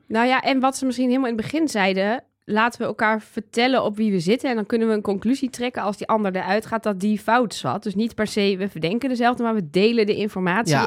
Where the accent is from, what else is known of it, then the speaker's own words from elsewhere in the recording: Twente, Overijssel, Netherlands; Ik kom uit Twente